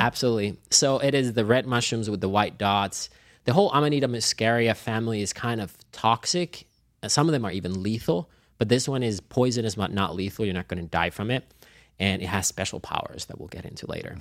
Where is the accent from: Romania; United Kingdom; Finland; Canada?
Finland; now in Los Angeles, United States; I grew up in Finland, so I had all of the seasons